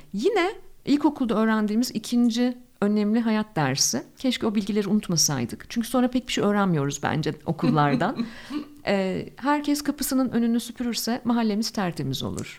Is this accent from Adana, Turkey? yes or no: no; Ankara, Turkey; moved away as an adult; also born or lived in Istanbul; Ben çok tipik bir Ankaralıyım